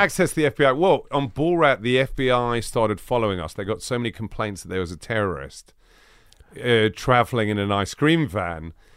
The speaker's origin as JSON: {"language": "English", "region": "London", "country": "United Kingdom", "tie": "born or raised there", "said": "I grew up in northwest London"}